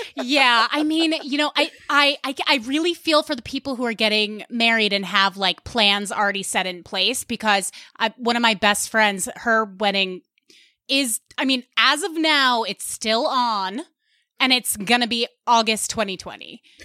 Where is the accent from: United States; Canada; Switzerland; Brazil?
United States; Westchester County, New York; accent: Long Island; I am from Westchester County